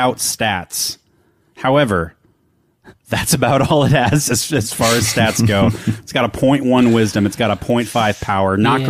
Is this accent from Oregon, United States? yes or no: yes; Oregon, United States; I'm from Oregon. It's the place I call home.